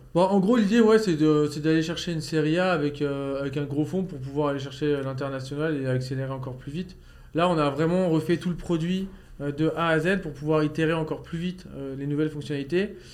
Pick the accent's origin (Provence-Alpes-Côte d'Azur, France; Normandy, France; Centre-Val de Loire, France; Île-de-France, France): Normandy, France; je viens de Normandie